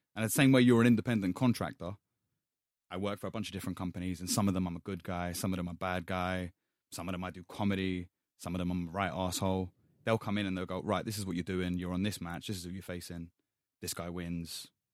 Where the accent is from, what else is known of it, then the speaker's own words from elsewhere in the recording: London, United Kingdom; I grew up in Hackney